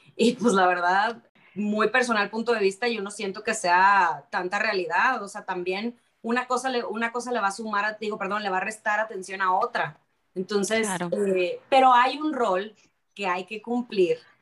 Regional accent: Sonora, Mexico; de donde yo vengo, de que es de Sonora

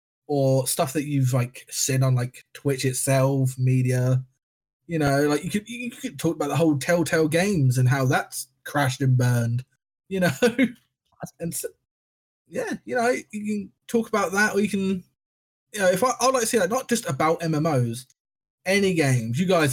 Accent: England, United Kingdom; We weren't invited because we're shitty English people.

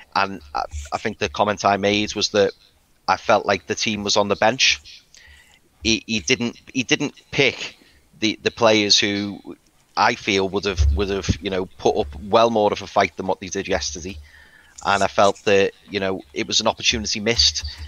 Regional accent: Liverpool, North West England, United Kingdom; as you can probably tell, I'm from Liverpool

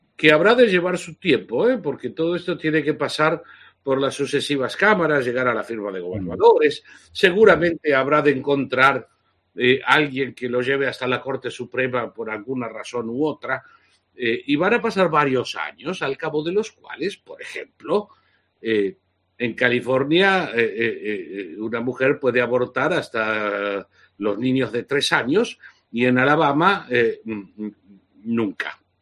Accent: Argentina; moved away as an adult; haber sufrido físicamente y encarcelamiento durante el régimen nazi-fascista de la Argentina. Y haberme marchado al exilio hace 42 años

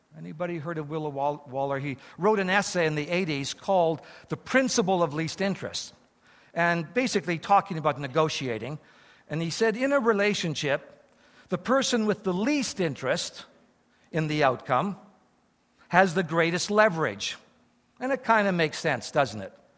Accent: Eston, Saskatchewan, Canada; now in Japan; I was born in Eston, Saskatchewan

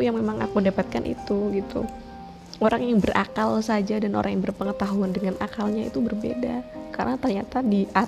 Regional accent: Pati, Central Java, Indonesia; aku orang Pati aku basically adalah seorang aktivis sebenarnya

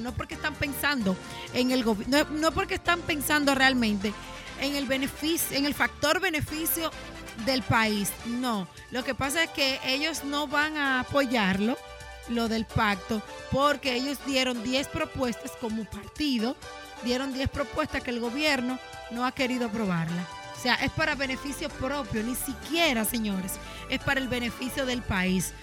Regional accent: Dominican Republic; como dominicano

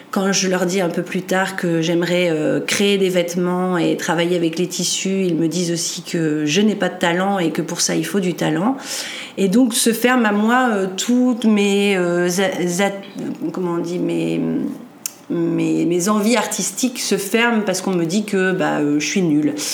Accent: northern France, France; je suis originaire du nord de la France.

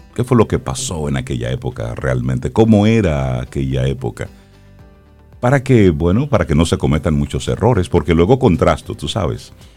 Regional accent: Dominican Republic; nos llamamos dominicanos

